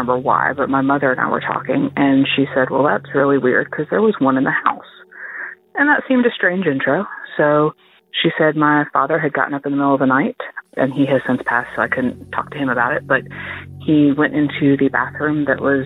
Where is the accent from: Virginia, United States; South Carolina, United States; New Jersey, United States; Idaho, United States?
New Jersey, United States; moved away; also born or lived in Laurel, Mississippi; I am originally from New Jersey